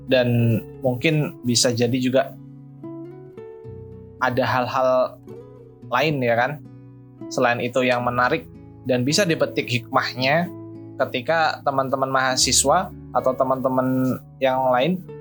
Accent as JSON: {"language": "Indonesian", "region": "Lampung", "country": "Indonesia", "said": "Saya berasal dari Kabupaten Lampung Timur, asal SMA-nya SMA Negeri 1 Purbolinggo."}